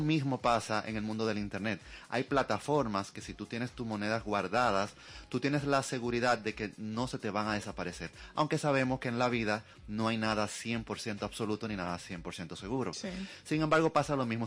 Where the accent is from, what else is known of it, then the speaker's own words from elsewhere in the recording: Dominican Republic; nosotros como dominicanos